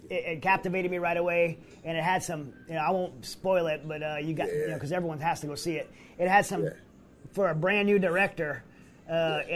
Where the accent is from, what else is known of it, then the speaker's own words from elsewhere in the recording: Louisiana, United States; I grew up in Louisiana